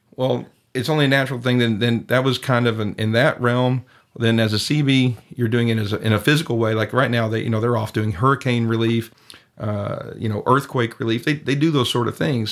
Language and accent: English; East Texas, United States; moved away as an adult; now in San Cristobal, Mexico; I'm originally from East Texas